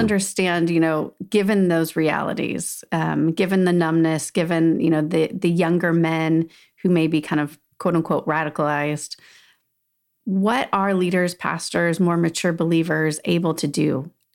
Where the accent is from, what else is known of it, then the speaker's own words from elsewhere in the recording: Southern California, United States; moved away; also born or lived in Salt Lake City, Utah; I grew up in Southern California, so definitely beach is, feels like home, but then we had lots of years in Salt Lake City